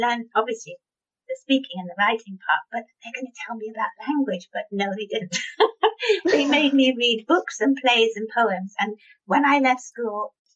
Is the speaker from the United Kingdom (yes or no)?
yes; United Kingdom; I'm so British